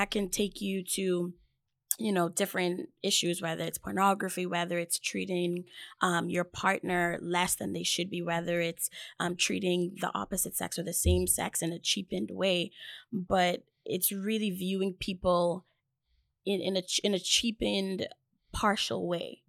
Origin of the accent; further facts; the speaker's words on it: Bahamas; moved away; I am from the Bahamas.